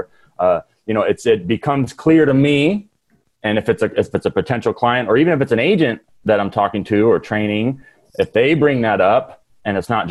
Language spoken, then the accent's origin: English; Redlands, California, United States; I'm from Redlands, California.